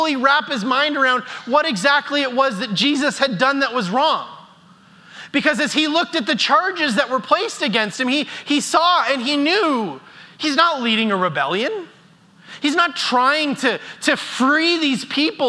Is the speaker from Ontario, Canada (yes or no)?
no; Airdrie, Alberta, Canada; as a kid growing up in Airdrie